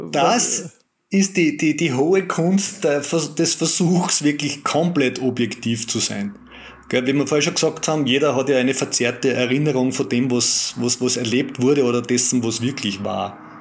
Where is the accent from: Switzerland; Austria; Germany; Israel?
Austria; wir als Österreicher